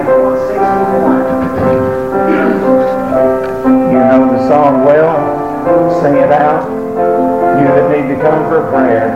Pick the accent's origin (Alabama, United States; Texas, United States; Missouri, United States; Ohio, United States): Alabama, United States; moved away; I was from Alabama